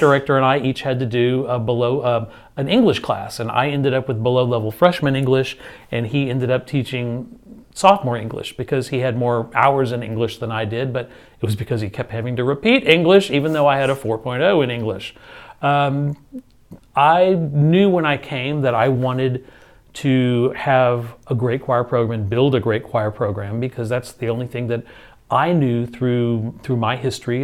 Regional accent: Houston, Texas, United States; also born or lived in San Marcos, Texas / Galena Park, Texas; I grew up in Spring Branch

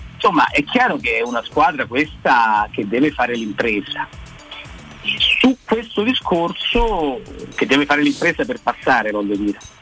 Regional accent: Rome, Lazio, Italy; io sono cresciuto a San Giovanni

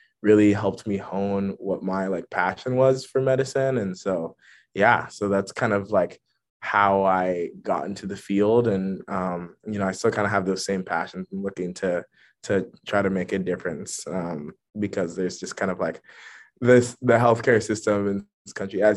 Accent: Sacramento, California, United States; first language English; moved away as an adult; also born or lived in New Haven, Connecticut; now in San Francisco, United States; I'm from Sacramento, California, the great capital of California. My family's from Ghana, so that's always been a big part of my upbringing, which has been great. Lived in Sacramento my whole life

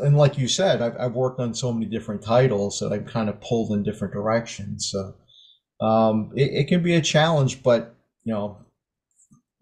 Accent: Maine, United States; I grew up in Maine. That's where I live now.

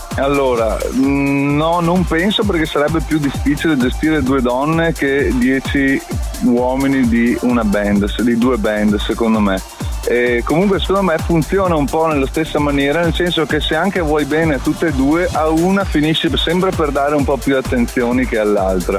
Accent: Padua, Veneto, Italy; sono di Padova

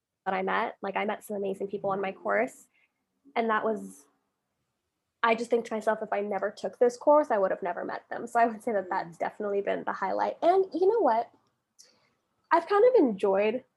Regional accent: Calgary, Alberta, Canada; accent: generic North American; moved away as an adult; now in London, United Kingdom; I'm from Canada, from a city, Calgary, Alberta. We're Western Canada

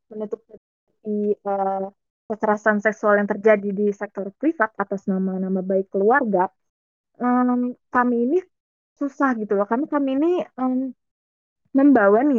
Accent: Banten, Indonesia; Maksudnya kayak gue dari Banten nih. Banten itu eh, terkenal dengan kota provinsi yang madani, islami, website gitu deh.

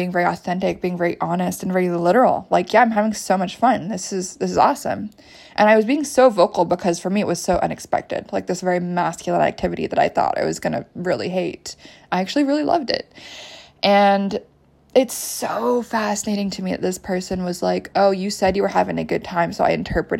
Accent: United States; also born or lived in Canada; I spent my formative years in the States

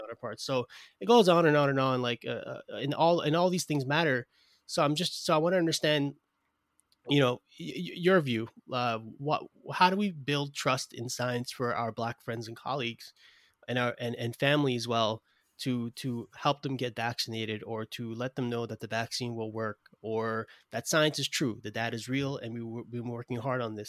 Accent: New York City, New York, United States; I'm from Brooklyn, New York

